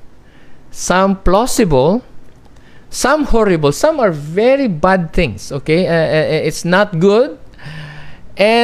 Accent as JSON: {"language": "English", "country": "Philippines", "said": "I'm a Filipino"}